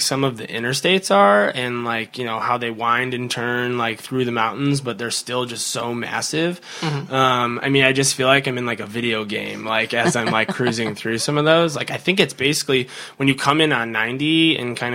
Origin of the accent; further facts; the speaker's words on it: Chicago, Illinois, United States; I'm from Chicago